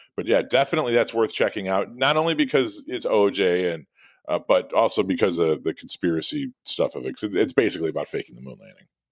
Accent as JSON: {"language": "English", "region": "Midwest", "country": "United States", "also_born_or_lived": "Illinois", "said": "being a Midwesterner"}